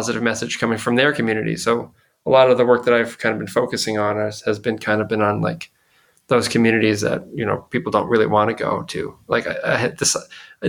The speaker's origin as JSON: {"language": "English", "town": "Fall River", "region": "Massachusetts", "country": "United States", "said": "I'm from Fall River"}